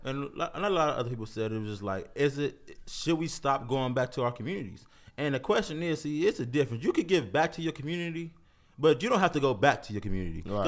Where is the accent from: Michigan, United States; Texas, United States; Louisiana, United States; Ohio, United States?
Ohio, United States; Cleveland; I'm from Cleveland.